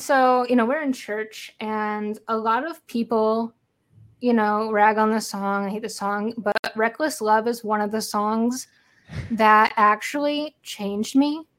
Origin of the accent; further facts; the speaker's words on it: St. Louis, Missouri, United States; I'm from Saint Louis